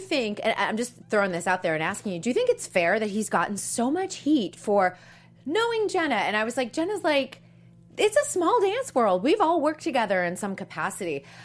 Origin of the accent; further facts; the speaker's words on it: Boston, Massachusetts, United States; that's my hometown, Boston